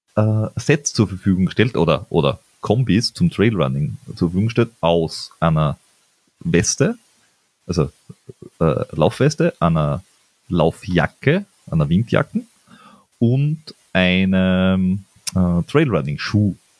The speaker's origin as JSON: {"language": "German", "country": "Austria", "said": "bei uns in Österreich"}